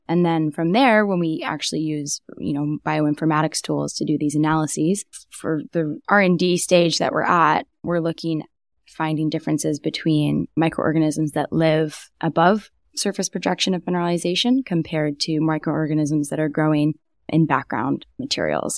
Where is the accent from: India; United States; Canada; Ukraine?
Canada; Vancouver, British Columbia; also born or lived in Kingston, Ontario; I'm from Vancouver, but wasn't planning on coming back here at all